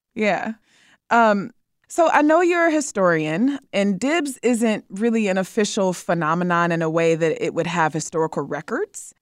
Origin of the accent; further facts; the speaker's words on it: Detroit, Michigan, United States; now in Chicago, United States; I'm from Detroit